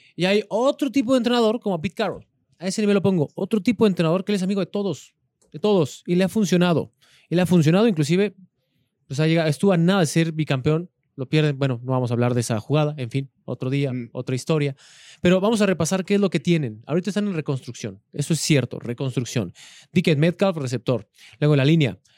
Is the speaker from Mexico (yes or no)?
yes; Los Reyes, Coyoacán, Mexico City, Mexico; En mi pueblo, que tú eras del mismo pueblo, el de los Reyes